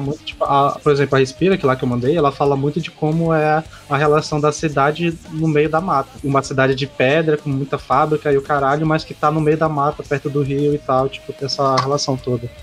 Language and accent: Portuguese; North Region, Brazil; que é a nossa orgulho aqui do Norte